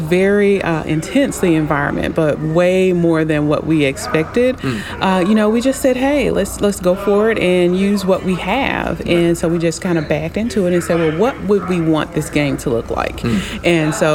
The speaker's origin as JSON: {"language": "English", "town": "Memphis", "region": "Tennessee", "country": "United States", "moved": "as an adult", "lives_now": "Nashville, United States", "said": "I am originally from Memphis, Tennessee, and we've been in Nashville about a couple of years"}